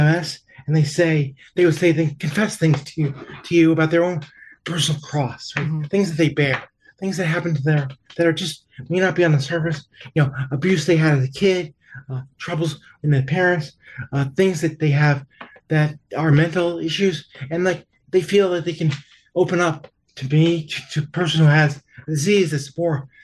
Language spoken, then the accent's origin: English; New York, United States; I'm from New York, and so I tend to talk fast